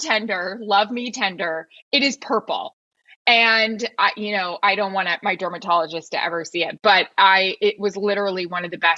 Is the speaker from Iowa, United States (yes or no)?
no; Florida, United States; Like I am from Florida